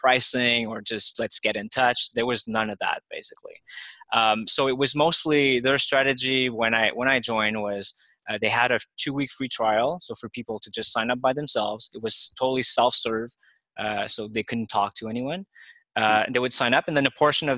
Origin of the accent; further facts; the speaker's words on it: Montreal, Quebec, Canada; now in Toronto, Canada; I'm from Montreal myself, but I was already living in Toronto